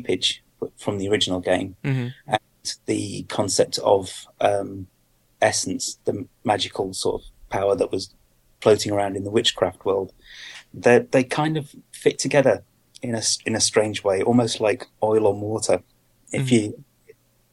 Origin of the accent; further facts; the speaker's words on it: United Kingdom; Being a Brit